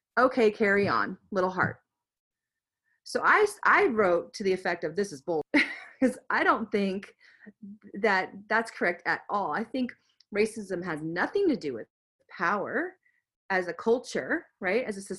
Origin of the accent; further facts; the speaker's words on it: United States; This is somebody being prejudiced towards me because I'm American.